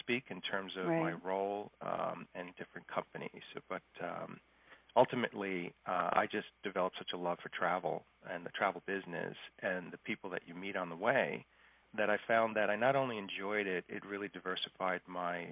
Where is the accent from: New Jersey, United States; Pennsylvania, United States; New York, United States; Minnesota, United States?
New York, United States; moved away as an adult; now in St. Petersburg, United States; I'm from New York